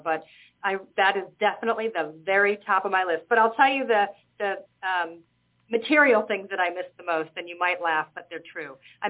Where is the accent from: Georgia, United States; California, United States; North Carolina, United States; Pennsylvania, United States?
Georgia, United States; Atlanta; moved away as an adult; now in Malta; So I moved from Atlanta, Georgia, to the island of Malta during COVID.